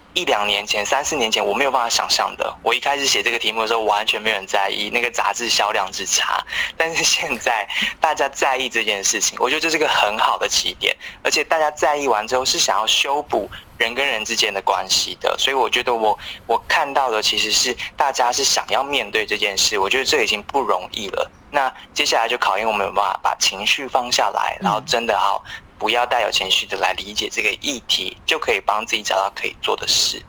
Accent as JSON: {"language": "Chinese", "country": "Taiwan", "said": "我们都是台湾人"}